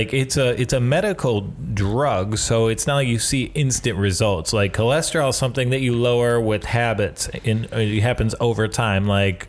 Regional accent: Michigan, United States; accent: Michigan; Well, I'm from Michigan. Being from Michigan, you somehow sound like you're a Jewish woman from Long Island and a fat guy from Chicago.

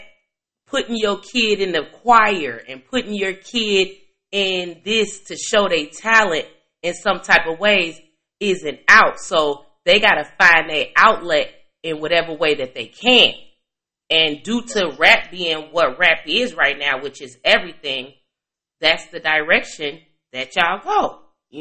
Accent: Chicago, Illinois, United States; I'm from Chicago.

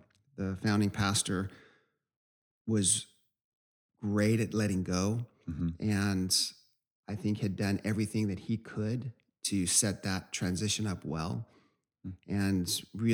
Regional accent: Southern California, United States; moved away as an adult; also born or lived in Virginia; We're from Southern California

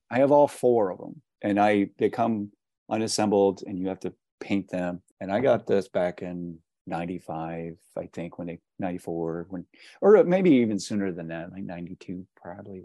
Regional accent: Pittsburgh, Pennsylvania, United States; I'm from Pittsburgh

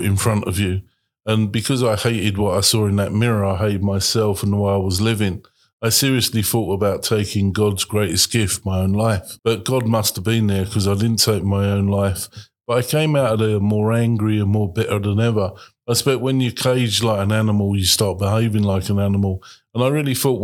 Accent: London, United Kingdom; I was born in the East End of London

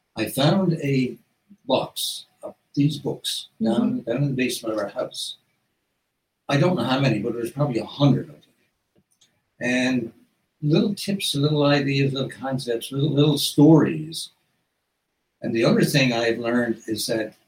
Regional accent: South Coast, Newfoundland and Labrador, Canada; in Newfoundland, like when I grew up in the South Coast

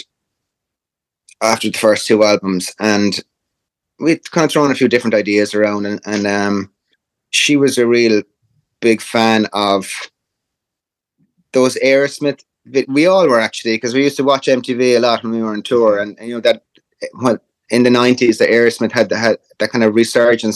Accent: Ireland; We're Irish

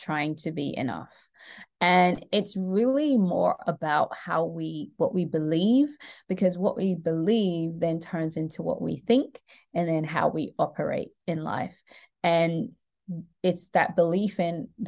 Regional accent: London, United Kingdom; moved away as an adult; now in Atlanta, United States; I was born and raised in London to Caribbean parents.

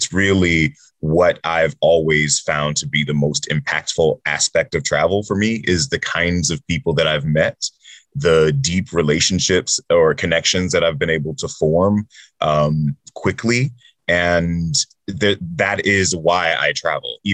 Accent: the American South, United States; I was raised in the American South

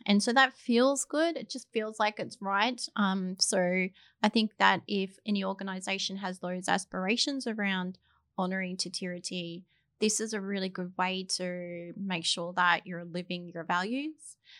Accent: Australia; moved away as an adult; now in New Zealand; I'm not a New Zealander, I'm a, an Australian

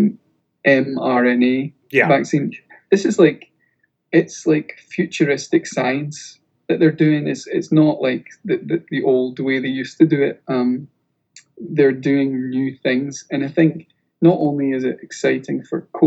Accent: Scotland, United Kingdom; We're also Scottish

